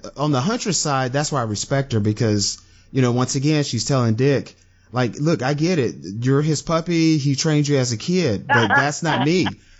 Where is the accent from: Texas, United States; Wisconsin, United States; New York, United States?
Texas, United States; Mark and I, we're from Texas.